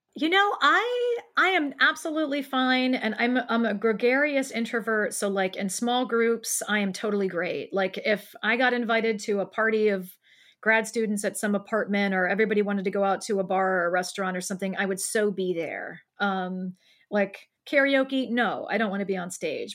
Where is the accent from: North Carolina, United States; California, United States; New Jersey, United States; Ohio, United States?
Ohio, United States; Columbus; living here where I live now in Columbus, Ohio, in my hometown.